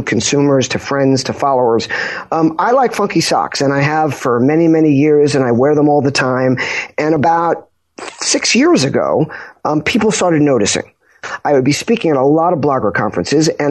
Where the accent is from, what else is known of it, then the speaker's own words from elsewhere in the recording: Long Island, New York, United States; also born or lived in Pompano Beach, Florida; I grew up in Long Island. I live in Huntington